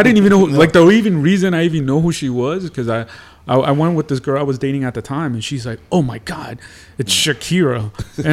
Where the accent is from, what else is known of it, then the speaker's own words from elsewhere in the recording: Miami, Florida, United States; I grew up in Miami, but I was like a New York hip hop head